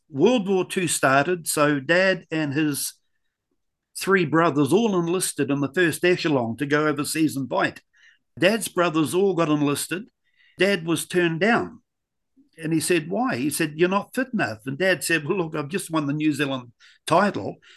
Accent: Scotland, United Kingdom; Being Scottish, there's no shortage of good drummers in Scotland.

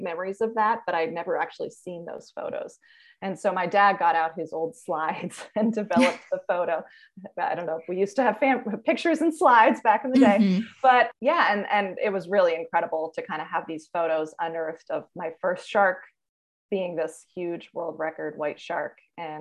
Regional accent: New York area, United States; I grew up in the New York area

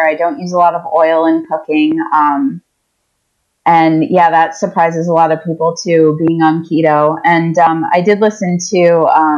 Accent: Eastern Seaboard, United States; also born or lived in New York City metropolitan area; there's a grocery store that is in my hometown

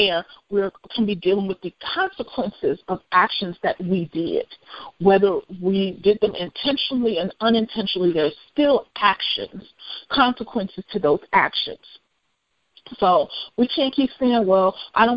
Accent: United States; I'm African American

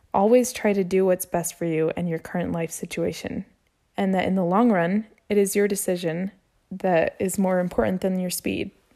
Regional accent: Utah, United States; I was born and raised here in Utah.

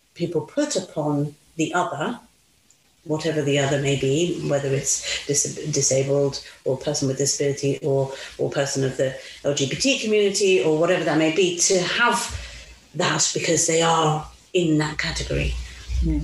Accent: Italy; moved away as an adult; also born or lived in Mauritius; now in United Kingdom; I grew up in Italy, lived in Italy till I was nineteen.

